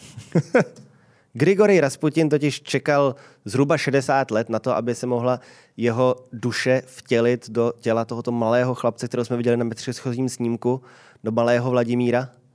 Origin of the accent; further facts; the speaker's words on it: Prague, Czechia; když jsem byl dítě, tak my jsme až v roce 93, když mi byly 4 roky, k nám byla zavedená pevná linka. A to byl normální byt na Vinohradech